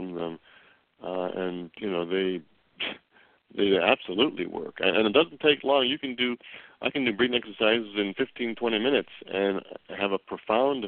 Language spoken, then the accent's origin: English; Chicago, Illinois, United States; now in Los Angeles, United States; I came from the Midwest, as you know, back down in Chicago